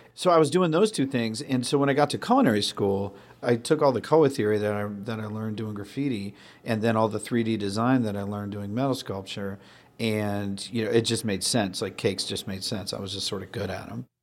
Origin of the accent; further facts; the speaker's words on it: Sandwich, Massachusetts, United States; I grew up on the Cape and Sandwich.